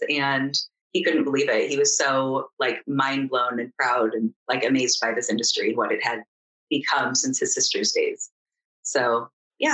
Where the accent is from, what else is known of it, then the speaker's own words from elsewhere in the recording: Danville, California, United States; I grew up in Danville, California